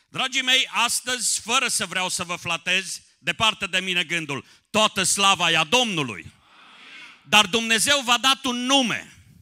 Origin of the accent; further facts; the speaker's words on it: Someș Valley, Transylvania, Romania; now in Timișoara, Romania; născut în Ardeal pe Valea Someșului, trăind în Timișoara, la granița, aproape de granița de vest a României